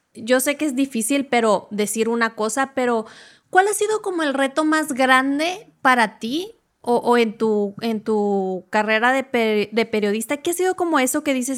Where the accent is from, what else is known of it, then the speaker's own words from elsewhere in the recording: Mexico; yo soy mexicano